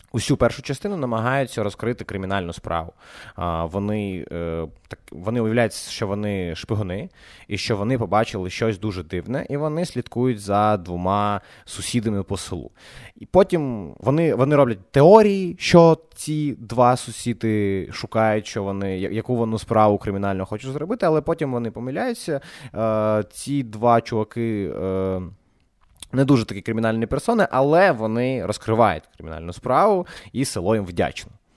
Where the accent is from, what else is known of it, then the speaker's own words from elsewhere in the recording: Odesa, Odesa Oblast, Ukraine; accent: Odesa surzhyk; ми з Одеси, і ви розумієте, що таке Одеса і що таке українська мова в Одесі